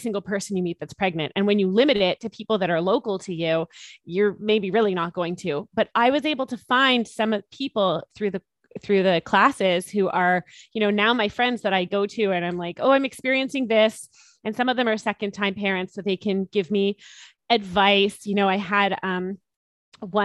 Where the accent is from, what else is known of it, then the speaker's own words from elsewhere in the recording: Canada; of being Canadian, and our government really supported us.